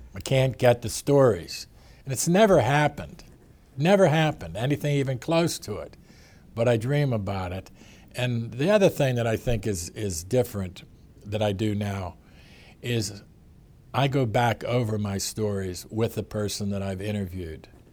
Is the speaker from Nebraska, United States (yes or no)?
no; Western Pennsylvania, United States; moved away; I was from Western Pennsylvania